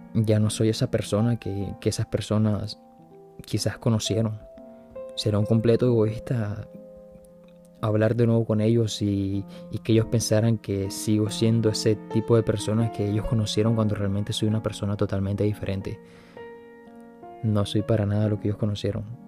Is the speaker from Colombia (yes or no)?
yes; Colombia; now in Paris, France; estando en Colombia, que es de donde soy yo